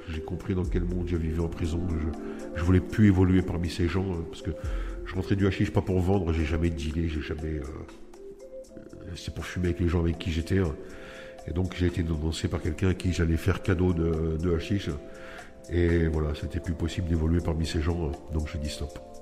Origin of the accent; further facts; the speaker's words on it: Nice, Provence-Alpes-Côte d'Azur, France; j'ai 49 ans, je viens de Nice.